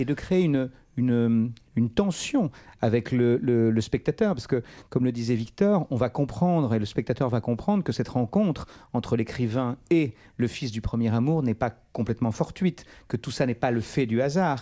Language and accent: French; Charente, Nouvelle-Aquitaine, France; là où je suis né, là où j'ai grandi